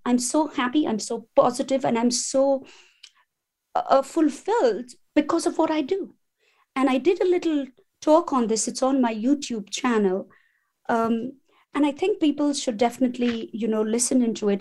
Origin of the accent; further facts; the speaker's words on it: India; moved away as an adult; now in England; my family roots belong in India